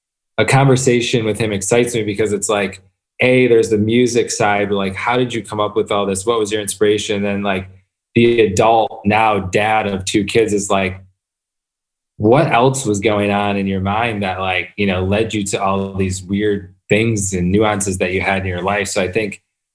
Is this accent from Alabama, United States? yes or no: no; Flint, Michigan, United States; moved away; also born or lived in Detroit; I grew up outside of Flint